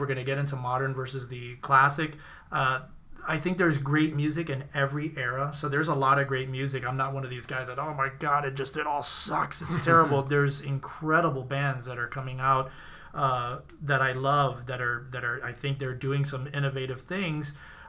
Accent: Miami, Florida, United States; I think I came coming from Miami. We had so many different types of food: Ecuadorian food, Honduran, Chileno.

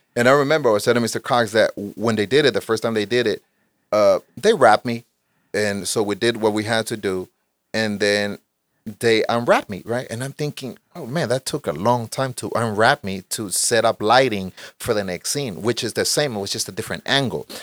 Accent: Honduras; moved away; I was born in Honduras, Central America. In Honduras, when I was there, I practiced taekwondo for a few years

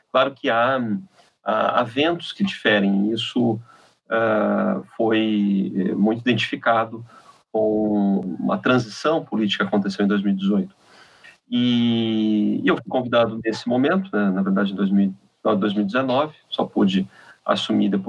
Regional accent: Santa Catarina, Brazil; Eu sou de Santa Catarina, mas tenho já uma trajetória no Rio há algum tempo, sempre fiquei lá e cá.

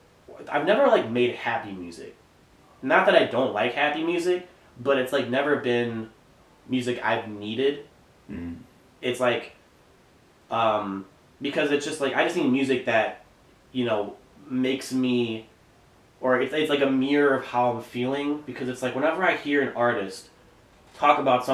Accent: Pewaukee, Wisconsin, United States; I feel like everybody in Wisconsin or outside of Wisconsin, when they hear about Pewaukee, they always want to say Pewaukee.

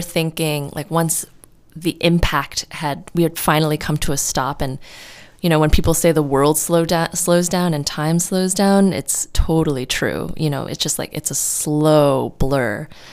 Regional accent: New York City, New York, United States; moved away as an adult; now in California, United States; I'm from New York City and I moved out to California on my own

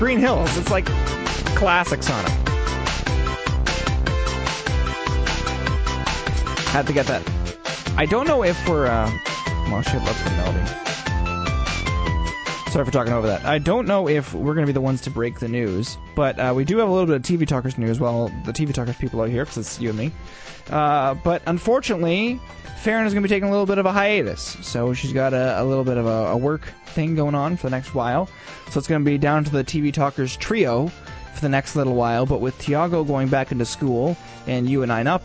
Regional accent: Canada; we are good Canadian boys.

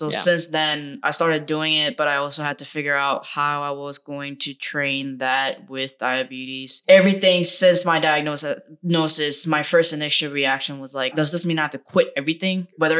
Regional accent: South Korea; I did kendo and I was exposed to like taekwondo because I grew up in Korea.

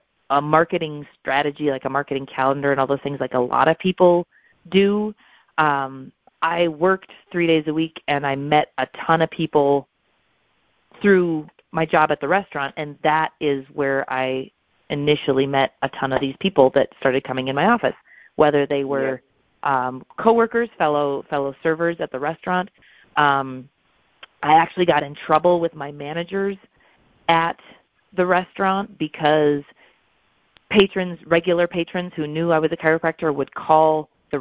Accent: Watertown, South Dakota, United States; moved away as an adult; also born or lived in St. Paul, Minnesota; now in Sioux Falls, United States; I grew up in South Dakota

